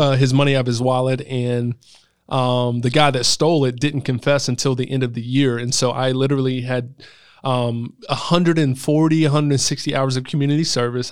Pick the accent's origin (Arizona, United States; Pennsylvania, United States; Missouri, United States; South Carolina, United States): South Carolina, United States; Greenville; I grew up in West Greenville